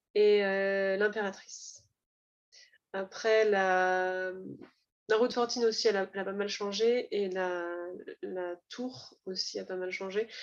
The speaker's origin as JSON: {"language": "French", "area": "Var", "region": "Provence-Alpes-Côte d'Azur", "country": "France", "said": "je viens du Var"}